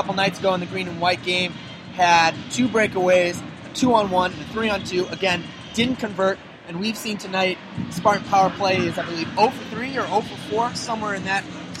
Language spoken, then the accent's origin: English; Chicago, Illinois, United States; moved away; Chicago, which is my hometown